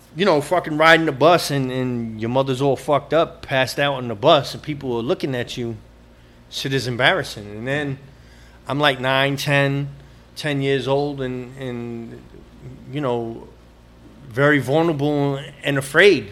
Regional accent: New York, United States; growing up on the Upper West Side, I spent a lot of time in 72nd Street and Broadway

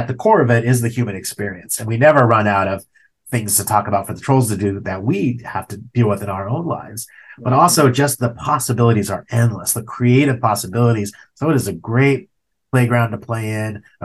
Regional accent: Ojai, California, United States; also born or lived in Ventura, California; I grew up in Ojai, California

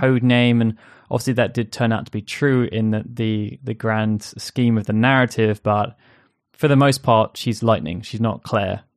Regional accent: England, United Kingdom; I, as an English person

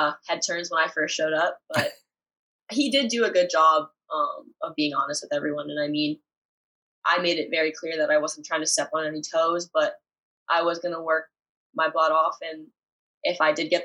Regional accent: Windsor, Ontario, Canada; I was this nobody from Windsor

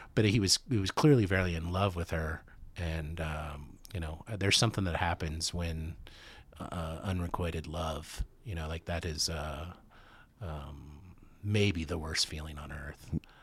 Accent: United States; also born or lived in Kansas City; I'm, I'm from the States

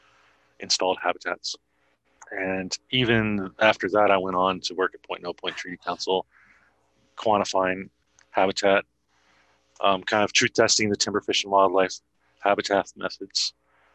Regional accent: Chicago, Illinois, United States; I grew up in Chicago

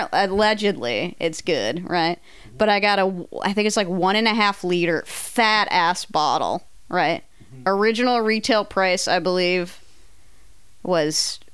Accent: California, United States; moved away; also born or lived in Ohio; As a Californian who moved to Ohio...

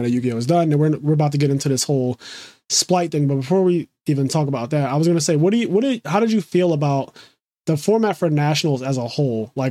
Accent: Philadelphia, Pennsylvania, United States; I'm born and raised in Philly.

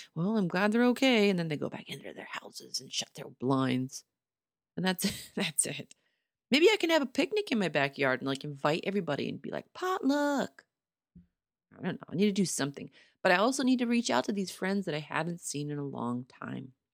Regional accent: Pittsburgh, Pennsylvania, United States; moved away

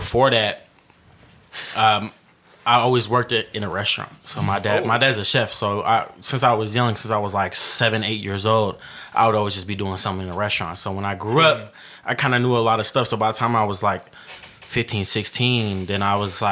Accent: the Bay, California, United States; born or raised there; also born or lived in Denver, Colorado

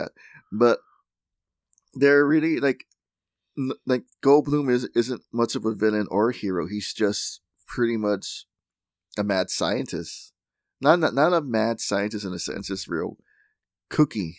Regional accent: Laredo, Texas, United States; in Laredo, Texas, um, my hometown

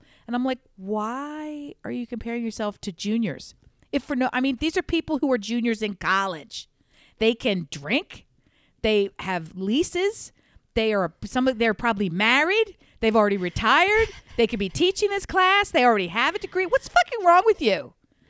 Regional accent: Mid-Atlantic, United States; I'm from the Mid-Atlantic like you are. I'm from exactly the same part of the world eventually that, you are.

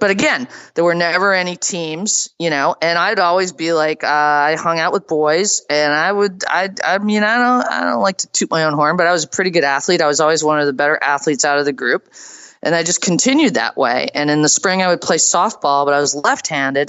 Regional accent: suburban Boston, Massachusetts, United States; I grew up in, you know, suburban Boston

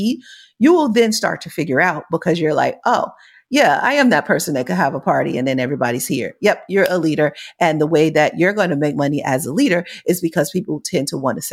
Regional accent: United States; I'm from America

